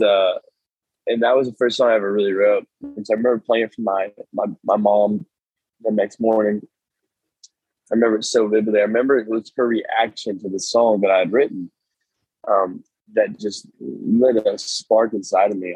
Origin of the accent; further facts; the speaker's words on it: Nashville, Tennessee, United States; I grew up in Nashville